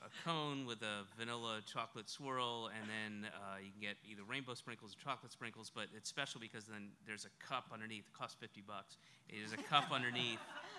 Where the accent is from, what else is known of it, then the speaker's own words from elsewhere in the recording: the South, United States; I'm from the South